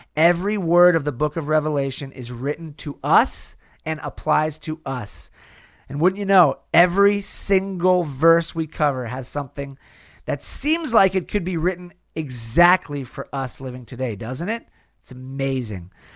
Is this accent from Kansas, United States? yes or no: no; California, United States; in California, in my home state